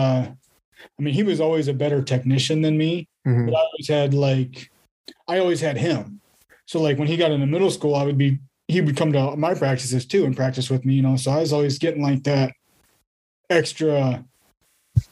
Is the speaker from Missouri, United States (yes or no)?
no; La Porte City, Iowa, United States; tournament was a Knights Holiday Classic here in my hometown